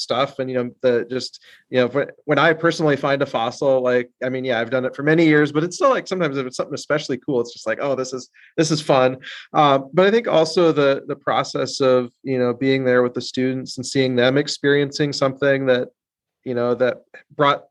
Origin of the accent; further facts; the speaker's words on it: South Dakota, United States; I grew up in South Dakota